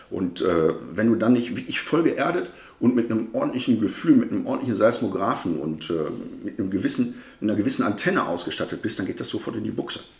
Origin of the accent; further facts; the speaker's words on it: Duisburg, North Rhine-Westphalia, Germany; also born or lived in Münster; ich bin gebürtiger Duisburger, genauer gesagt im Krankenhaus in Hochfeld. Aufgewachsen bin ich in Duisburg-Düssern